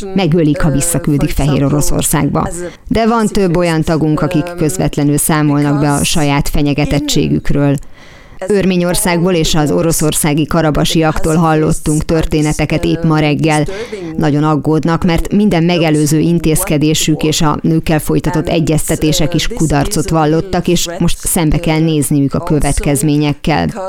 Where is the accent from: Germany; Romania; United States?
Germany; Bavaria; Bajorországra, én onnan származom